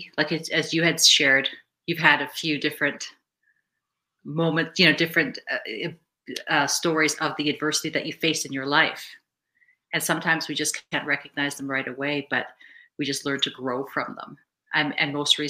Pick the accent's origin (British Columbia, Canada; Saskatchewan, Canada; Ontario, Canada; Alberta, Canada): British Columbia, Canada; Vancouver; also born or lived in Cape Town, South Africa; I grew up in Vancouver, British Columbia, but I was originally born in Cape Town, South Africa.